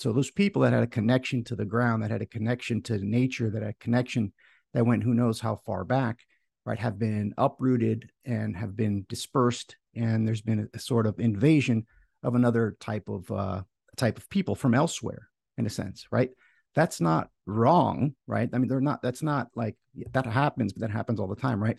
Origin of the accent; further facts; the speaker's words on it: Florida, United States; I'm um, here in Florida, right, in the United States, and my family um, for you know, time immemorial was from Greece. My my parents moved here when um, my, my, my mom was pregnant